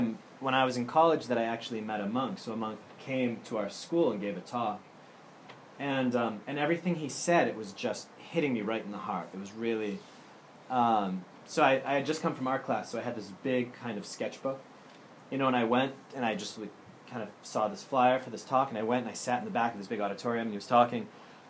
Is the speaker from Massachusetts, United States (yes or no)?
yes; Andover, Massachusetts, United States; moved away as an adult; also born or lived in Germany; I'm from Andover, Massachusetts, originally